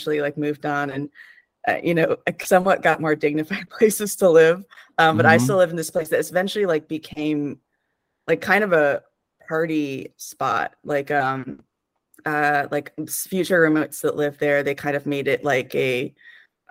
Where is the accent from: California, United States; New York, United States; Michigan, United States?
New York, United States; Penfield; I grew up in Rochester. I grew up in a suburb of Rochester, though, called Penfield, New York